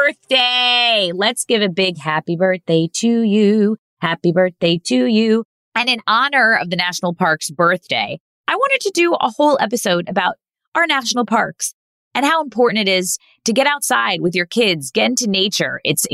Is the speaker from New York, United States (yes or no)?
yes; New York, United States; I know nothing about it because I'm from New York and I am not good at camping